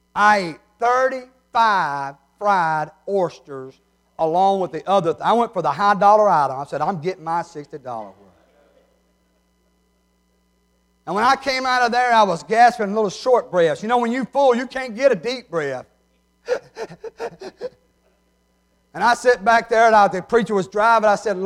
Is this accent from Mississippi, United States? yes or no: yes; New Hebron, Mississippi, United States; Now, I wasn't going to tell y'all, I'm from New Hebron, but Brother Jeff done let the cat out of the bag.